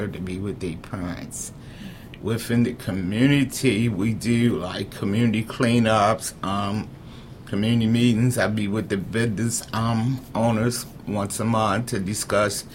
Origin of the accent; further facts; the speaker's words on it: Baltimore, Maryland, United States; also born or lived in Eastern Shore, Maryland / Irvington, Baltimore; I was raised up in East Baltimore. I spent a lot of my younger years in the Eastern Shore.